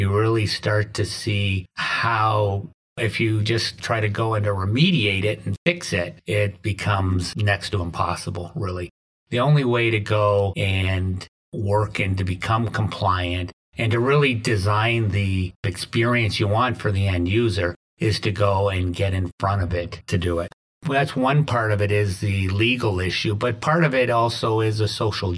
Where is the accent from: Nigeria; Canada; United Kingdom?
Canada; moved away as an adult; also born or lived in Windsor, Canada; now in Oswego, United States; I'm originally from Canada